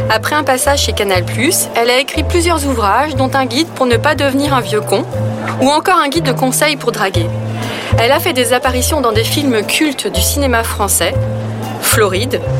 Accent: Grand Est, France; Je pense que j'ai toujours voulu faire ça, mais comme je viens de l'Est de la France, je savais pas que j'avais le droit.

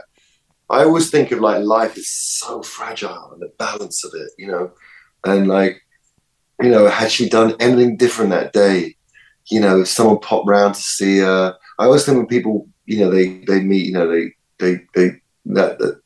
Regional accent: London, United Kingdom; I live in Primrose Hill, and I grew up in Swiss Cottage, so that's Camden

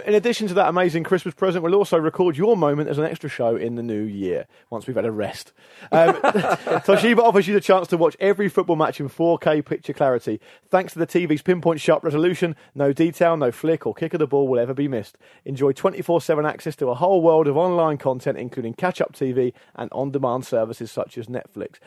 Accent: England, United Kingdom; as an Englishman

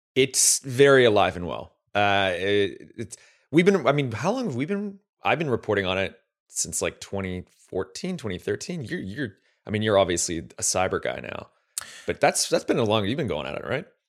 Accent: Canada; as a Canadian

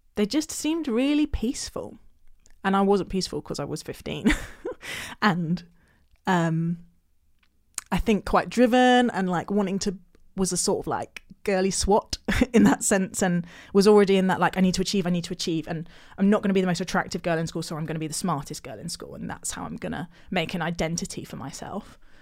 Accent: Hampshire, near Basingstoke, South East England, United Kingdom; In a little village in Hampshire

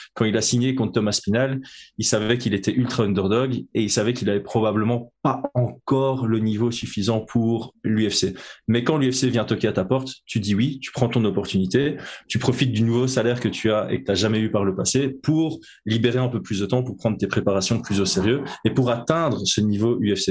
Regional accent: Belgium; je suis belge

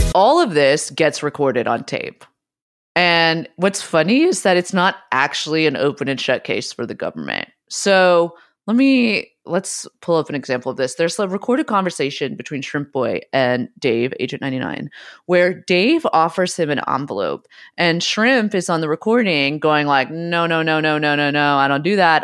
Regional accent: San Francisco, California, United States; I grew up in San Francisco

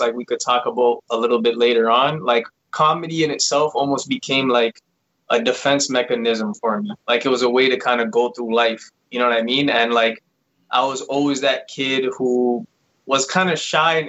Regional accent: Toronto, Ontario, Canada; now in Vaughan, Canada; I live in Vaughan now. Originally, I was actually from Toronto.

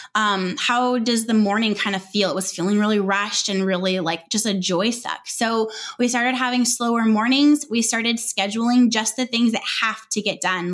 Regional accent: Southern California, United States; moved away as an adult; also born or lived in Northwest Arkansas

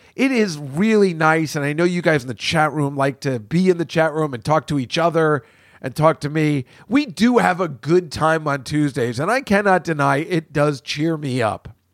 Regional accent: New York City, New York, United States; I'm from New York City

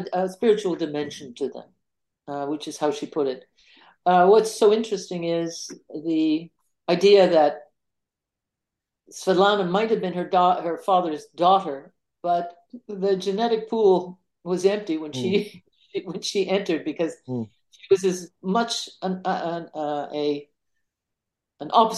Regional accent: Canada; I'm a Canadian

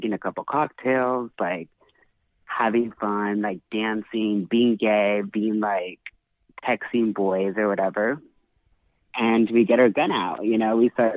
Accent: Los Angeles, California, United States; I'm from Hollywood. I mean, I just moved out of Hollywood. Actually, I live in a little outside Hollywood now

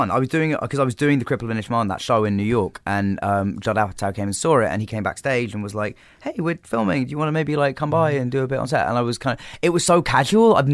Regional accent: England, United Kingdom; Okay, well, I mean, uh, being English, obviously the the original Office.

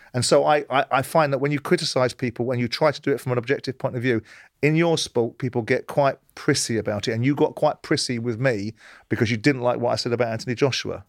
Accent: London, United Kingdom; moved away; I grew up in South London

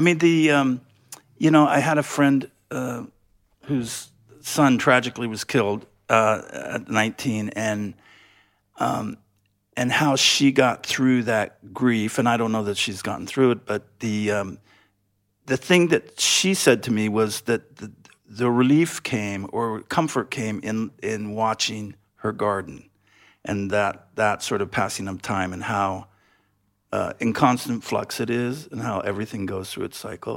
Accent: West Coast, United States; I come from the West Coast in the United States

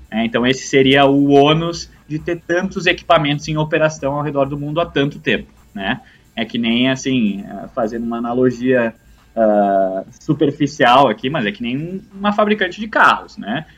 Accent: Brazil; moved away; eu como, como né, brasileiro de, de nascença

